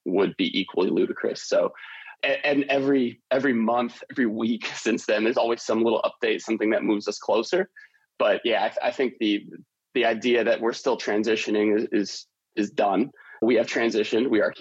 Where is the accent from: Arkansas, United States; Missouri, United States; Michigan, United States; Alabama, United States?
Michigan, United States; Detroit; I grew up in Detroit